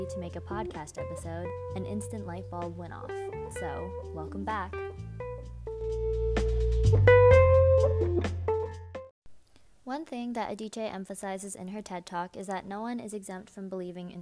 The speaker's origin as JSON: {"language": "English", "country": "United States", "said": "I'm Chinese American"}